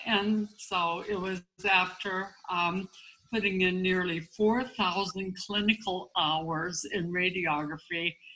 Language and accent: English; Aberdeen, South Dakota, United States; I grew up in South Dakota, and um, we actually lived on a farm and then moved to a city uh, in Aberdeen.